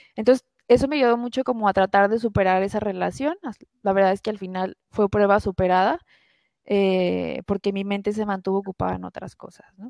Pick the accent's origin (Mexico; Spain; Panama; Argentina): Mexico; Guadalajara, Jalisco; also born or lived in France; yo soy de Guadalajara, vivo en Guadalajara.